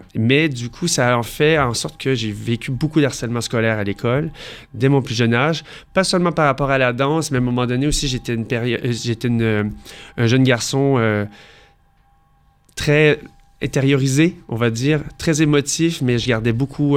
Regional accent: Montreal, Quebec, Canada; moved away as an adult; now in Paris, France; je viens de Montréal. Donc, j'ai fait toute ma vie euh, à Montréal.

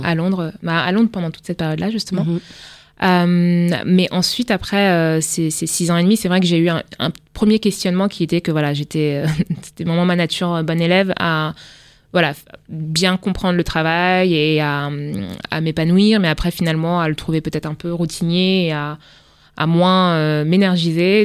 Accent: Le Havre, Normandy, France; also born or lived in Rouen; je suis née au Havre, donc en Haute-Normandie

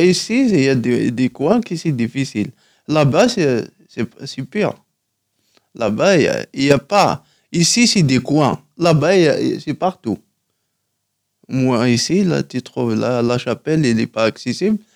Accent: Tizi Ouzou, Tizi Ouzou Province, Algeria; first language Kabyle; French is a second language; moved away as an adult; now in Paris, France; à Tizi Ouzou, ouais, en Kabylie.

